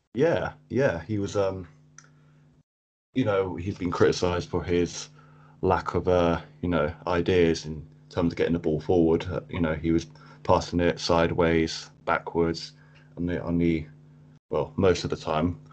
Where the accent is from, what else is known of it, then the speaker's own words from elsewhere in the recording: Cambridge, East of England, United Kingdom; I am from Cambridge in England. Um, I've been here pretty much all my life.